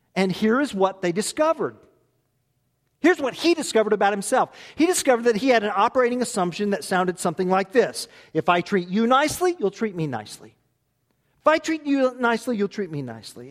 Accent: United States; I'm American. Cut me, I bleed America. My family has been in this country over two hundred years

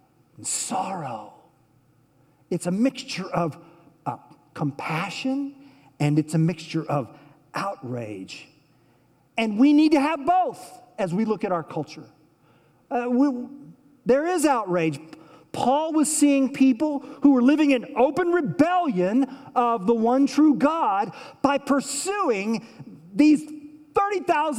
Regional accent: Oklahoma, United States; I'm from Oklahoma

